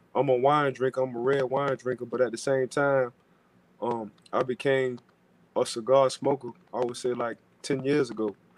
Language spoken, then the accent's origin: English; New Orleans, Louisiana, United States; I'm from New Orleans